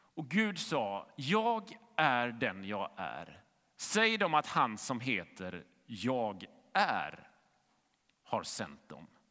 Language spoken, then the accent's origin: Swedish; Gothenburg, Västra Götaland, Sweden; Jag växte upp i Fiskebäck i västra Göteborg